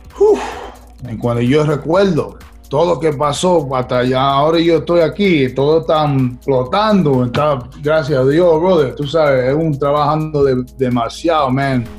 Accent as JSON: {"language": "Spanish", "region": "New York", "country": "United States", "tie": "born or raised there", "also_born_or_lived": "Brooklyn, New York", "second_language": "Spanish", "moved": "as an adult", "lives_now": "Los Angeles, United States", "said": "yo nací en, en Brooklyn, pero yo soy de Queens"}